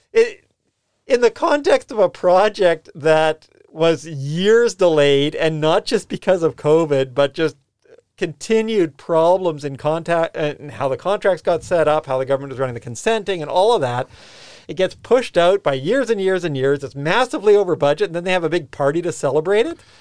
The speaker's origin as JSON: {"language": "English", "country": "Canada", "moved": "yes", "lives_now": "New Zealand", "said": "I'm Canadian."}